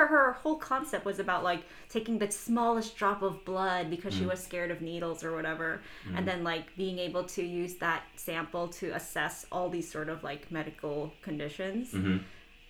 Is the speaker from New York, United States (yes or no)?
yes; New York City, New York, United States; even though I was born and raised in Queens.